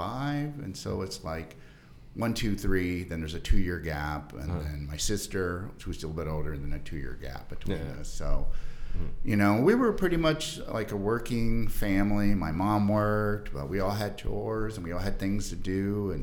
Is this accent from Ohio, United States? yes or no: yes; Defiance, Ohio, United States; I'm from a small town in Northwest Ohio. Defiance, Ohio is the name of my hometown.